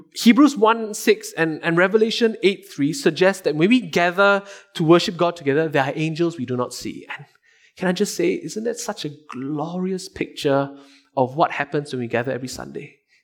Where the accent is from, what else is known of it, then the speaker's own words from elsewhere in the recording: Singapore; as a Singaporean, I had to do two years of military service.